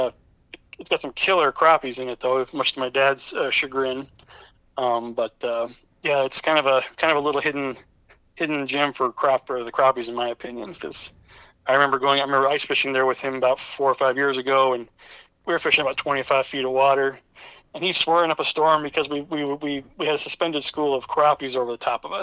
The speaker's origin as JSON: {"language": "English", "town": "Lemmon", "region": "South Dakota", "country": "United States", "tie": "born or raised there", "moved": "yes", "lives_now": "Rapid City, United States", "said": "I'm originally from Lemon. It's about 3 hours north of Rapid here, right on the North Dakota border"}